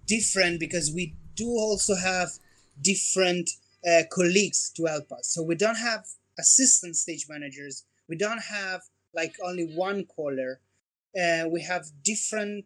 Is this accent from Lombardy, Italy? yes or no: yes; Como, Lombardy, Italy; moved away as an adult; my hometown, which is Como, north part of Italy.